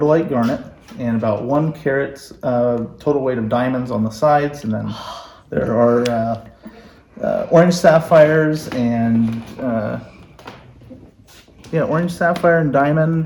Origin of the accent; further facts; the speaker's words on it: Keokuk, Iowa, United States; also born or lived in Oregon; now in Quincy, United States; I'm from Keokuk, but I've been in Oregon for 12 years, mm-hmm. moved back to the area